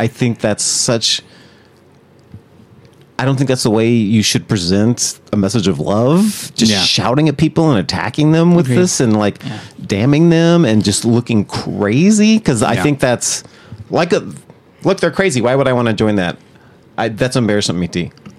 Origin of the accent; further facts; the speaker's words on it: Oklahoma, United States; So I'm from Oklahoma.